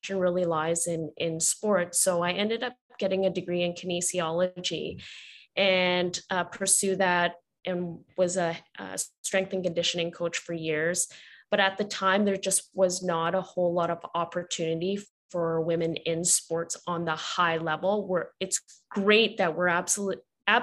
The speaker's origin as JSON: {"language": "English", "town": "Vancouver", "region": "British Columbia", "country": "Canada", "tie": "born or raised there", "said": "I'm born and raised in Vancouver, Canada"}